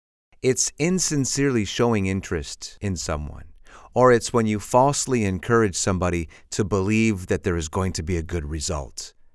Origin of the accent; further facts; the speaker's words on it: Chicago, Illinois, United States; because I'm from the Windy City in Chicago. We have a lot of wind.